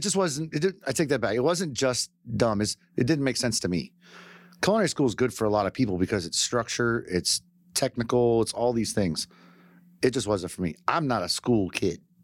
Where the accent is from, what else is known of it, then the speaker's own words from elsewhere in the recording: White Settlement, Texas, United States; also born or lived in Michigan / Keller, Texas / Fort Worth, Texas; I grew up White Settlement